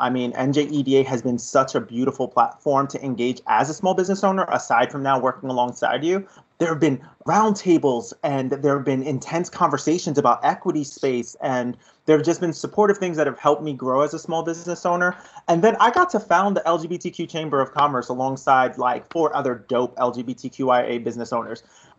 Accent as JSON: {"language": "English", "town": "New York City", "region": "New York", "country": "United States", "tie": "born or raised there", "also_born_or_lived": "Madison, New Jersey / Newark, New Jersey", "moved": "as an adult", "said": "I tell everybody I was born in Brooklyn and made in Newark. I am a Brooklyn born and raised kid, a rare breed, right?"}